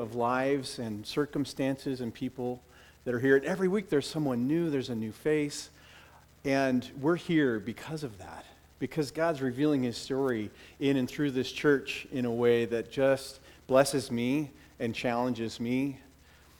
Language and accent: English; Bellevue, United States; I grew up in the Mormon church through my teenage years. My family went to the Mormon church down here in Bellevue